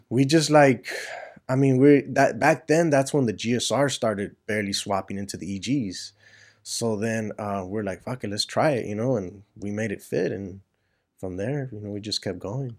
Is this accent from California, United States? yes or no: yes; Los Angeles, California, United States; I kinda grew up over there in East L